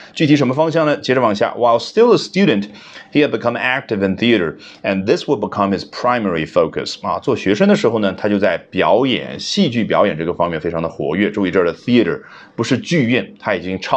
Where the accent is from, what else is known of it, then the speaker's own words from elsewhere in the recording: China; 这是我们中国人最喜欢的动词了